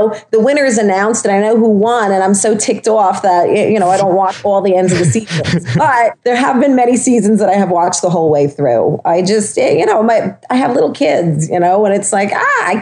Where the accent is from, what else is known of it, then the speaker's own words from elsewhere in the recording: Long Island, New York, United States; I'm from Long Island. I'm from an island where there's salt water all over the place